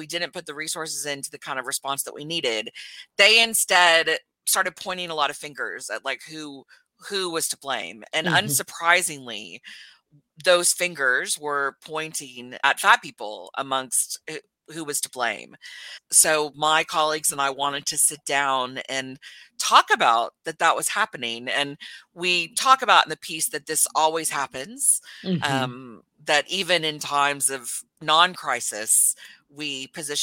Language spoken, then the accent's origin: English; Texas, United States; now in New Zealand; I was born and raised in Texas